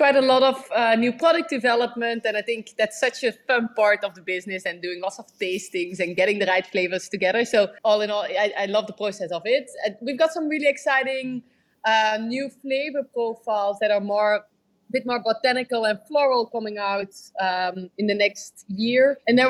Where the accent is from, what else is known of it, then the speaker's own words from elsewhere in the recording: London, United Kingdom; So I think I love London, and London is my hometown, definitely.